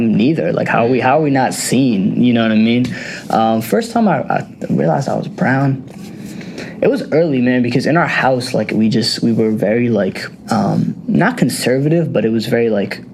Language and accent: English; United States; I was conceived in India and I was born here